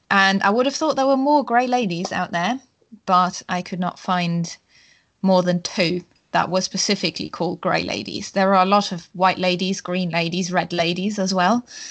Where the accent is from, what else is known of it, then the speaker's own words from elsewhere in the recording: Germany; I am from Germany